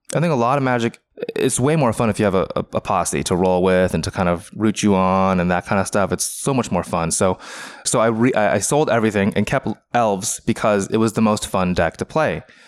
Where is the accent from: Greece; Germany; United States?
United States; Renton, Washington; I grew up in in, uh, Renton, Washington